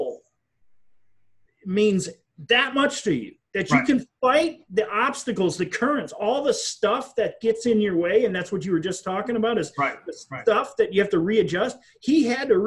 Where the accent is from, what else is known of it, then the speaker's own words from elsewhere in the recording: Wisconsin, United States; I come from Wisconsin